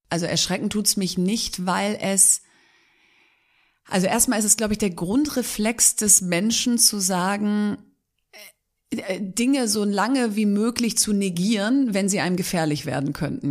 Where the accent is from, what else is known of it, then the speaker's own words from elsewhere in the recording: Bielefeld, North Rhine-Westphalia, Germany; also born or lived in Hamburg; Eigentlich Bielefeld, würde ich sagen, bin aber gebürtige Hamburgerin.